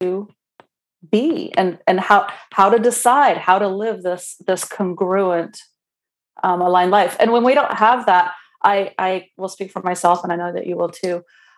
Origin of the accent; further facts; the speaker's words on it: Romania; English is a second language; moved away; as a baby 10-year-old in communist Romania